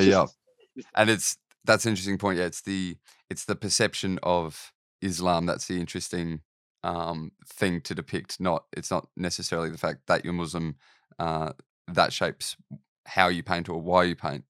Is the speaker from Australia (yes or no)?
yes; Australia; I'm Australian